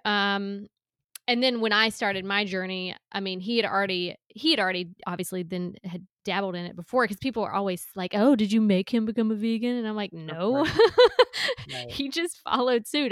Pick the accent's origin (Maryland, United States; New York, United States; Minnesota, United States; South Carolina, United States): South Carolina, United States; I grew up in a small town in South Carolina